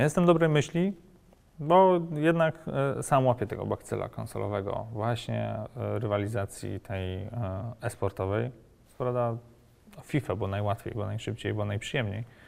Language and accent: Polish; Warsaw, Masovian Voivodeship, Poland; W Warszawie, skąd pochodzę